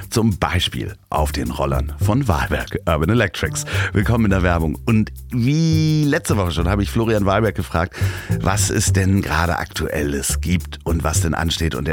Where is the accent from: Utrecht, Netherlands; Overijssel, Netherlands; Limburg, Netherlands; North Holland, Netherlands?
North Holland, Netherlands; Amsterdam; Ich bin aus Amsterdam.